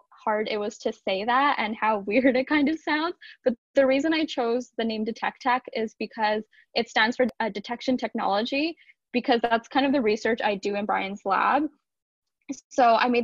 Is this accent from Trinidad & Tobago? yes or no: no; Brampton, Ontario, Canada; also born or lived in Etobicoke, Ontario; So I grew up in Etobicoke. I was born there and I lived there till I was about 9 years old. And then from there, my family moved to Brampton. I've lived in like the same area of Brampton since then